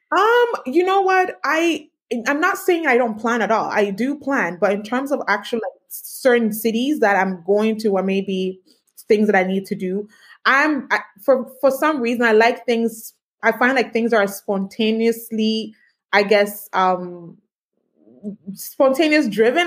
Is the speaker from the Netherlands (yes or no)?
no; Canada; also born or lived in Ghana; I was born in mm-hmm. Ghana, but I was raised in Canada